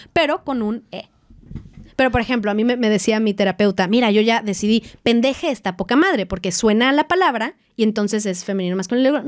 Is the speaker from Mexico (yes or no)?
yes; Mexico; moved away as an adult; en donde yo nací y crecí, en México